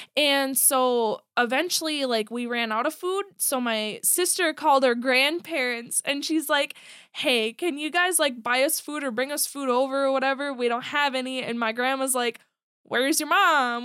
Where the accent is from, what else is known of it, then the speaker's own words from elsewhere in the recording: Buffalo, Minnesota, United States; also born or lived in Monticello, Minnesota; I grew up in, like, Buffalo, Monticello area